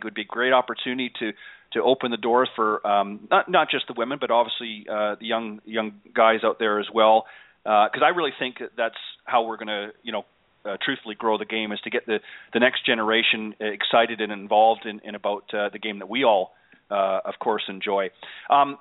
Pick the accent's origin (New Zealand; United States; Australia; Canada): Canada; I'm from Canada